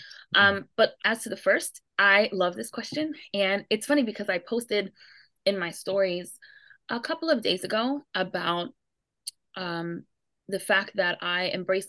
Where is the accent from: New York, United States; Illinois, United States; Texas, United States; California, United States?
New York, United States; New York City; I grew up in New York City